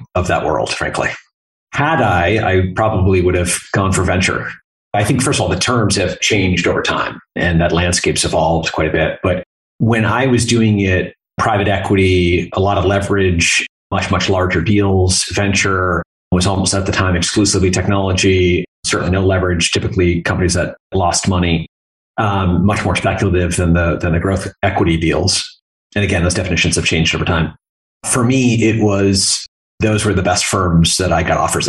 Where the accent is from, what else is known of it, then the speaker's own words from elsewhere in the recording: Vermont, United States; moved away as an adult; also born or lived in North Carolina / California; So I am from Vermont originally. Grew up there